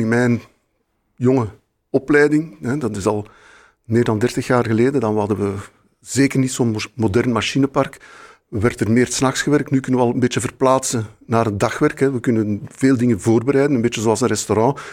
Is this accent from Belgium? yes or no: yes; Brussels, Brussels-Capital Region, Belgium; ik ben in Brussel geboren, dus ik heb Brussel zien veranderen de laatste vijftig jaar zelf